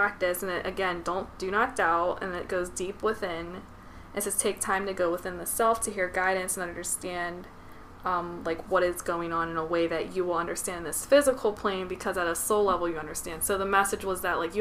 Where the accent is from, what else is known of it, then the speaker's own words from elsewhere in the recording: United States; I'm American